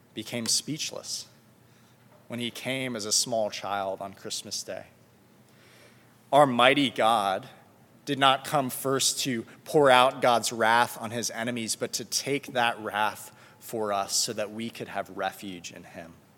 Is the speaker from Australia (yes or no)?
no; South Florida, United States; moved away; I'm from South Florida